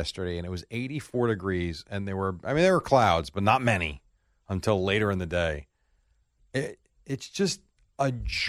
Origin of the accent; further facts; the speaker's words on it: Brooklyn, New York, United States; Well, I'm Brooklyn